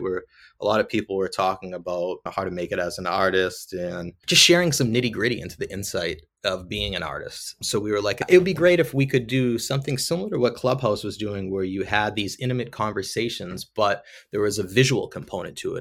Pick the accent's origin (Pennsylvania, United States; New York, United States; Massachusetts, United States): Massachusetts, United States; Lowell; I'm from Lowell, Mass, just north of Boston. I grew up always drawing and creating as a kid. ultimately ended up going to UMass Lowell